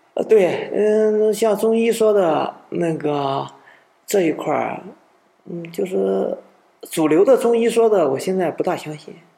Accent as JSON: {"language": "Chinese", "country": "China", "said": "我们中国人"}